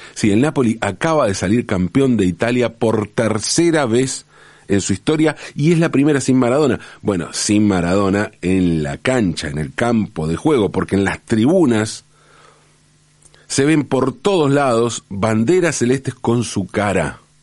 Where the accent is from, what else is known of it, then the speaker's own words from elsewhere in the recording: Buenos Aires, Argentina; also born or lived in Valentín Alsina, Buenos Aires Province; En el 74 nos mudamos de Valentina Alcina, donde nacieron mi mamá y papá, donde nacimos mi hermano y yo. nos mudamos de Valentín Cine a Pompeya, ¿no? A la capital